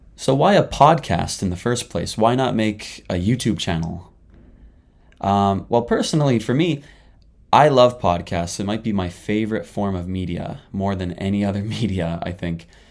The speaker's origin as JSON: {"language": "English", "country": "Canada", "moved": "as an adult", "lives_now": "Japan", "said": "I'm a Canadian living in Japan right now"}